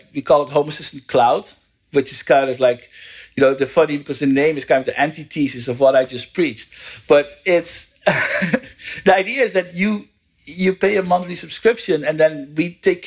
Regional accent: Netherlands; moved away as an adult; also born or lived in United States; now in California, United States; I'm from the Netherlands and I live in the US.

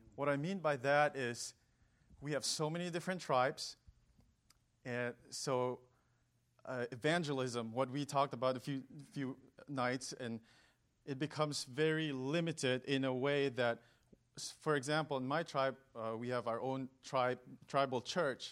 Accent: Northeast India, India; moved away as an adult; also born or lived in California, United States; now in United States; I was born and raised in India.

